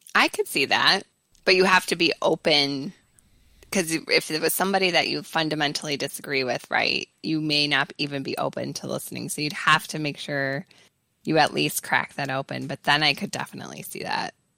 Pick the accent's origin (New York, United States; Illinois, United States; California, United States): Illinois, United States; Chicago; accent: strong Chicago; moved away as an adult; also born or lived in Charlottesville; my strong Chicago accent